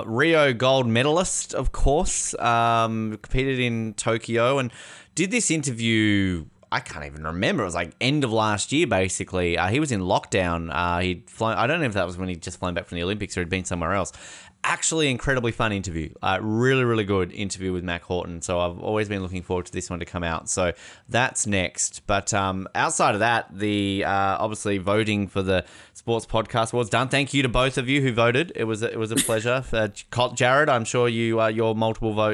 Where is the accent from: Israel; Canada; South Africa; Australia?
Australia; moved away as an adult; now in United States; I'm Australian